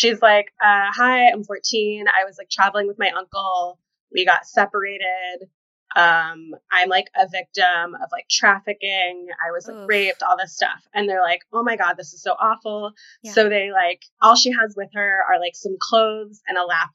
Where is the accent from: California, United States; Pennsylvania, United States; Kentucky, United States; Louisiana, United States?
Kentucky, United States; now in New York, United States; Originally, Kentucky